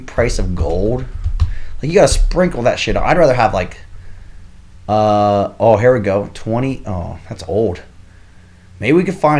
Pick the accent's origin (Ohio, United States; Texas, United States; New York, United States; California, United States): Ohio, United States